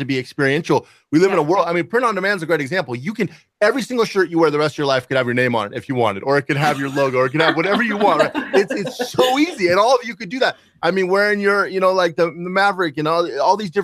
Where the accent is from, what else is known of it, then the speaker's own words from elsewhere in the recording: Seattle, Washington, United States; moved away; I'm originally from Seattle